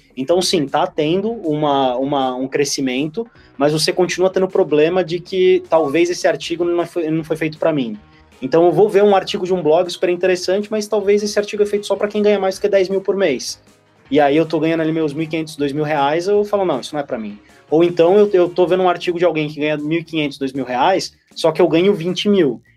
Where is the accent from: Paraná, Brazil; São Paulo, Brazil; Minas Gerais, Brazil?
São Paulo, Brazil; Santos; eu sou de Santos também